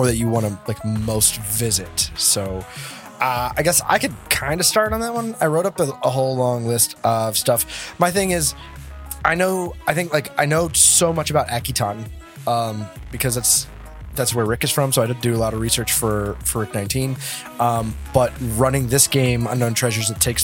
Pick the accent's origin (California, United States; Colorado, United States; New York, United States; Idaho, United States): California, United States; San Bernardino; my hometown, San Bernardino